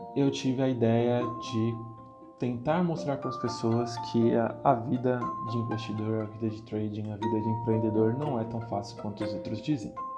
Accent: Guarulhos, São Paulo, Brazil; Eu sou natural de Guarulhos, nasci do e criado em Guarulhos

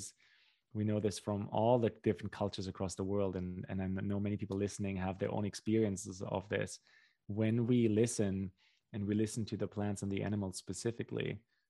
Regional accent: Germany; born there; I can speak for Central European culture, you know, where I was born in Central Europe and Germany

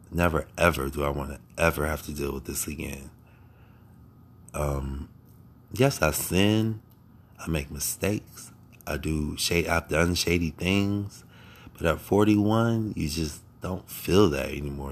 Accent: Akron, Ohio, United States; I was born in Akron, Ohio. Born and raised

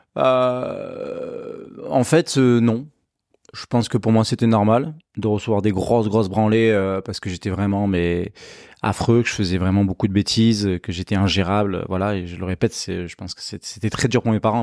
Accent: Pessac, Nouvelle-Aquitaine, France; j'habite, euh, à la campagne, j'habite, euh, Saint-Vert-Bordeaux, je suis né à, à Pessac

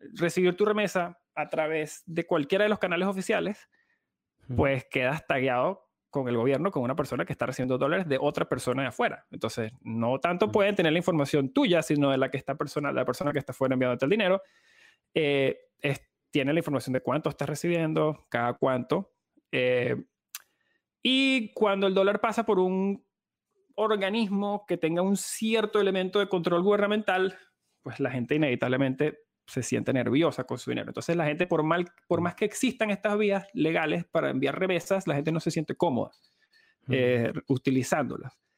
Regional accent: Venezuela; como venezolano

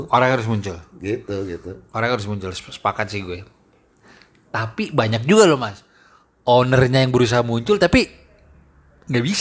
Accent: Jakarta, Indonesia; Nih kita anak Jakarta yang emang attitude-nya

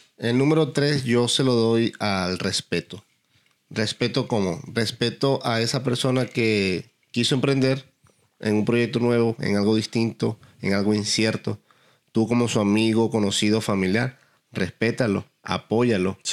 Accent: Venezuela; moved away as an adult; also born or lived in Dublin, Ireland; now in Texas, United States; cuando salí de Venezuela, cuando salí de Dublín, cuando llegué acá

